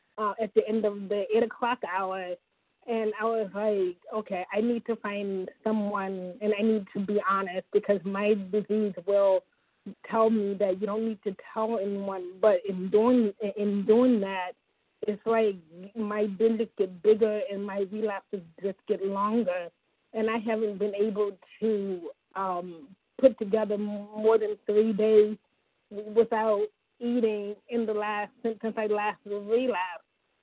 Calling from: Ohio, United States; Oh, Ohio, the Buckeye State.

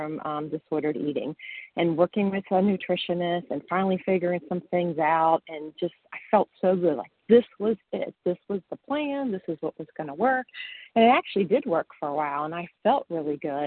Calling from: Western Massachusetts, United States; I'm calling from Western Massachusetts

